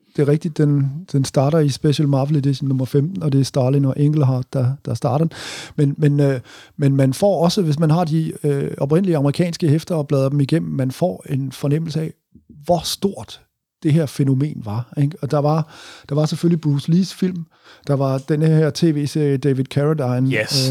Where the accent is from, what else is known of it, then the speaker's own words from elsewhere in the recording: Southern Jutland, Southern Denmark, Denmark; jeg er vokset op i Sønderjylland